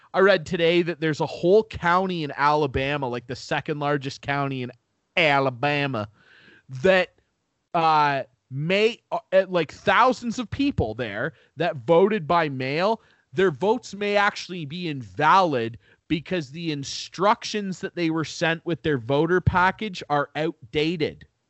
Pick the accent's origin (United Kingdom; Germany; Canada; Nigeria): Canada; I love being Canadian.